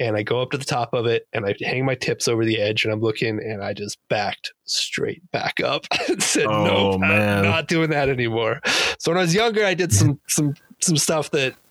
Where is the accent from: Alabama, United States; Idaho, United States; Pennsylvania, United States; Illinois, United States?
Idaho, United States; moved away; also born or lived in Wasatch; growing up in Idaho